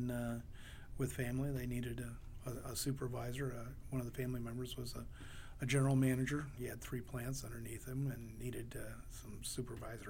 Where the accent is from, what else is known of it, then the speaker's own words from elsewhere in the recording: Coldwater, Michigan, United States; moved away as an adult; also born or lived in Detroit; now in Findlay, Ohio, United States; I grew up in Coldwater, Michigan